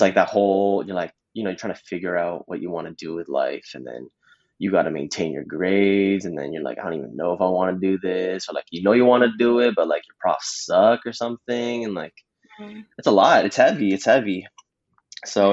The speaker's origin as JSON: {"language": "English", "town": "Mississauga", "region": "Ontario", "country": "Canada", "tie": "born or raised there", "said": "born and raised in Mississauga."}